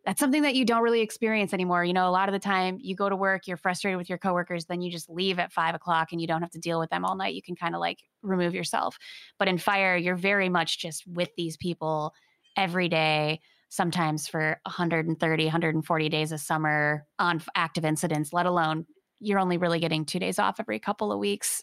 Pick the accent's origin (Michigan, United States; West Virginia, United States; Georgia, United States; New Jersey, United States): Michigan, United States; moved away; I'm from Michigan. Growing up there, didn't really have wildfire in my consciousness.